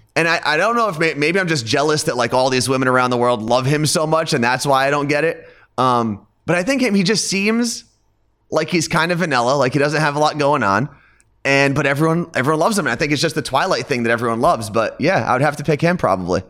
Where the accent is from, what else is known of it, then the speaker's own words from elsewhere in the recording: Ridgewood, New Jersey, United States; I grew up in Ridgewood, New Jersey, which is a suburb about twenty minutes outside of Manhattan